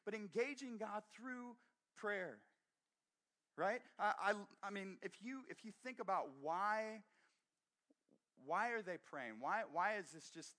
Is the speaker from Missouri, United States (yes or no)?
yes; Brashear, Missouri, United States; moved away; I grew up in Brashear, Missouri. Outside of Brashear, Missouri